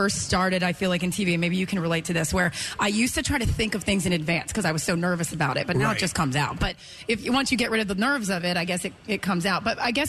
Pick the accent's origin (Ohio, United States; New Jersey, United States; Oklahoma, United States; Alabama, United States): New Jersey, United States; I'm from New Jersey.